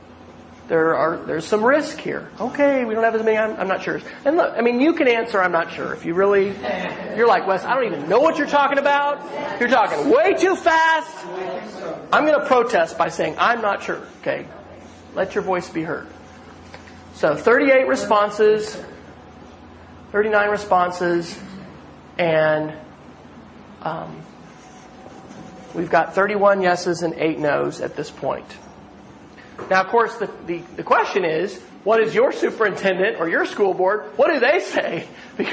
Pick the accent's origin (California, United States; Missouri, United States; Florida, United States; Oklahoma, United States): Oklahoma, United States; I'm from Oklahoma